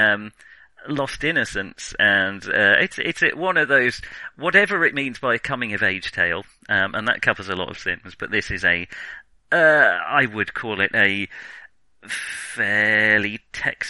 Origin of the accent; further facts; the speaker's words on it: England, United Kingdom; We're English.